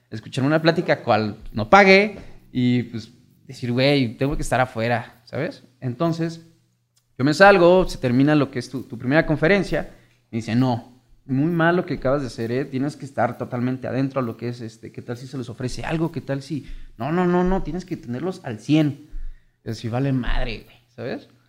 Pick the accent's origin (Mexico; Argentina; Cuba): Mexico; Morelia, Michoacán; soy de aquí, originado de Morelia, Michoacán. Tengo 27, 28 años.